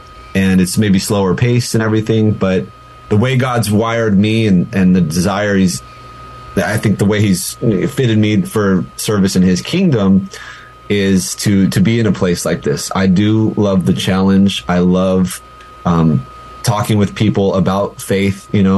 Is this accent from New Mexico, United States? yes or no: yes; Albuquerque, New Mexico, United States; You know, I came from Albuquerque. We have family in, you know, Colorado, other places